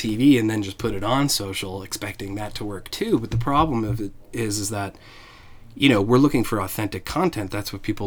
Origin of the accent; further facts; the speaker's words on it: Evergreen, Colorado, United States; also born or lived in Boulder / Denver; I grew up in Evergreen, Colorado